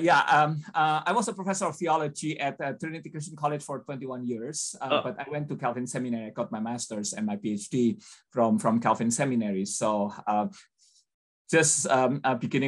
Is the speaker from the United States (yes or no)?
no; Indonesia; I was born and grew up in Indonesia